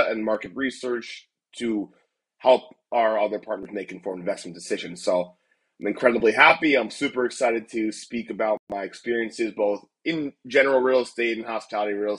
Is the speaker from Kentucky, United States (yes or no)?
no; Millbrook, New Jersey, United States; moved away as an adult; also born or lived in Ithaca, New York; now in San Francisco, United States; I'm originally from Millbrook, New Jersey, about 30 minutes outside of New York City.